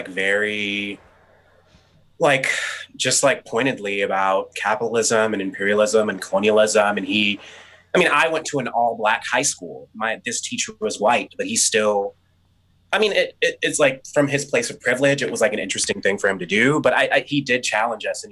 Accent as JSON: {"language": "English", "town": "Cleveland", "region": "Ohio", "country": "United States", "tie": "born or raised there", "lives_now": "Columbus, United States", "said": "I grew up in Cleveland"}